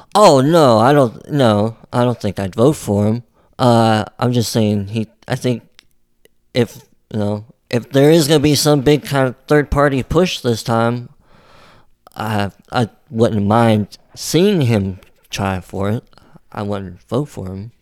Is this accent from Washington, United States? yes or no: no; West Virginia, United States; being from West Virginia